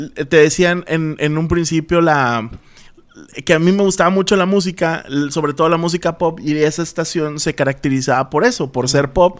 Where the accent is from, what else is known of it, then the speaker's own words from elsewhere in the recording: Altamira, Tamaulipas, Mexico; moved away as an adult; also born or lived in Ciudad Madero, Tamaulipas; now in Monterrey, Mexico; nací en Ciudad Madero, Tamaulipas, pero me crié en Altamira, Tamaulipas